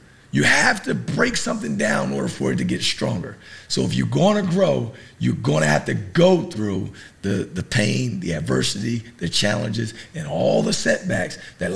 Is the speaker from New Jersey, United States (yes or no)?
yes; New Jersey, United States; I'm from New Jersey. I was, you know, born, you know, inner city, single parent household, right in the hood